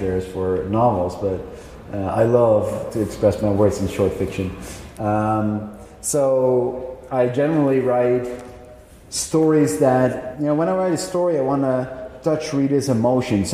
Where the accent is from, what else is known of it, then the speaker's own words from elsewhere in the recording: Netherlands; I'm a writer from the Netherlands.